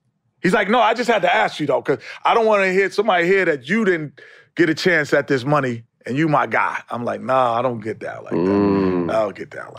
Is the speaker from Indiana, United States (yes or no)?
no; New York City, New York, United States; Growing up in New York City.